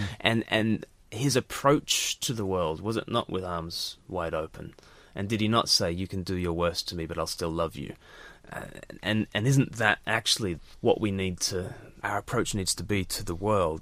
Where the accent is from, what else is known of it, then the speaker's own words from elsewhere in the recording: Australia; now in United Kingdom; as an Australian living in the U K